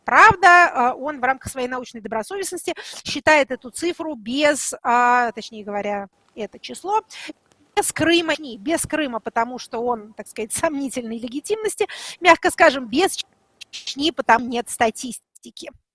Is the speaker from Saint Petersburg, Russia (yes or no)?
no; Tula Oblast, Russia; я из Тульска